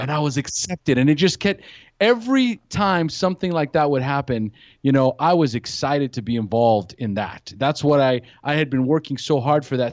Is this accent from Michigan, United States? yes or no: no; California, United States; also born or lived in San Luis Obispo; now in Costa Rica; I'm from California originally.